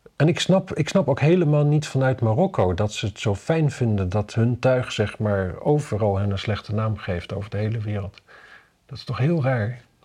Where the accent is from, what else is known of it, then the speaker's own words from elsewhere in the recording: Wapserveen, Drenthe, Netherlands; ik kom uit Wapse Veen natuurlijk in Drenthe